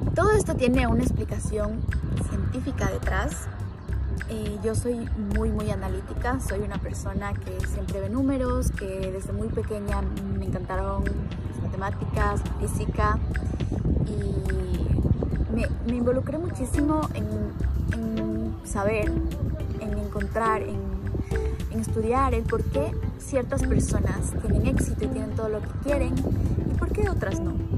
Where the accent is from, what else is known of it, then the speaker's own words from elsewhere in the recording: Ecuador; moved away as an adult; also born or lived in United States; now in Dubai, United Arab Emirates; en Ecuador, que es de donde yo soy